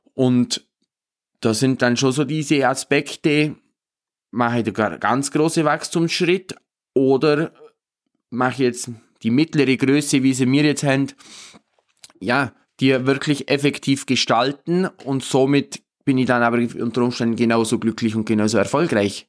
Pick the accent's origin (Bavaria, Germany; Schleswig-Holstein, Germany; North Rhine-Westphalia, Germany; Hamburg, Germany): Bavaria, Germany; Obermaiselstein; bei uns in Obermeißelstein